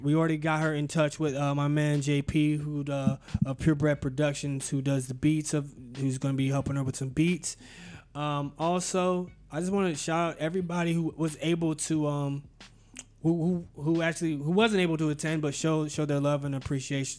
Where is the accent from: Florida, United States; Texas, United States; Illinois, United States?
Florida, United States; Tallahassee; also born or lived in Jacksonville; I was born in Jacksonville, raised in Tallahassee